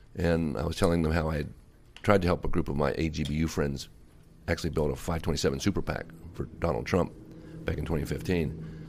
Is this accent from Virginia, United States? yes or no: yes; Alexandria, Virginia, United States; also born or lived in North Carolina; now in Los Angeles, United States; I was raised in Virginia during the school year and North Carolina in the summer